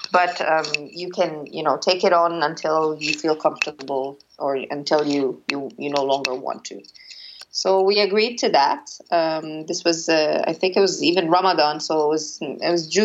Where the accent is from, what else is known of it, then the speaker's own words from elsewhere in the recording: Cairo, Cairo Governorate, Egypt; also born or lived in Toxteth, United Kingdom; I come from Cairo and I lived in Toxteth.